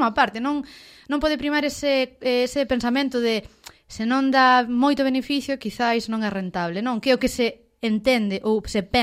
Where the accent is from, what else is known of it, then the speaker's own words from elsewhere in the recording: Ourense, Galicia, Spain; como ourensana que son